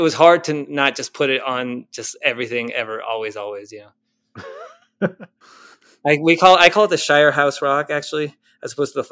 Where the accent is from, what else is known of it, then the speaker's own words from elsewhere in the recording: Argentina; I'm from Argentina